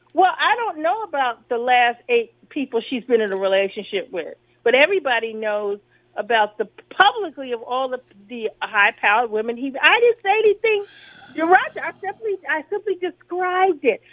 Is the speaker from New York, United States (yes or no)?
yes; New York City, New York, United States; now in Washington, D.C., United States; I'm from New York City, where we have Puerto Ricanos, Dominicanos